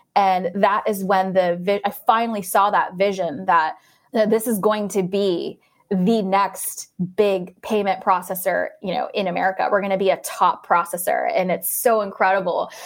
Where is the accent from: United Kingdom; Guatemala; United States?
United States; Orlando, Florida; I'm actually from Orlando, Florida